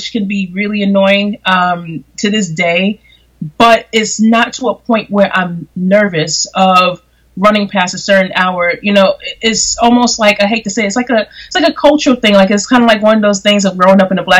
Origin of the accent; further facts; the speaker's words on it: New York City, New York, United States; I've been born and raised here in Brooklyn, New York. I'm from Bedford-Stuyvesant, parts of Crown Heights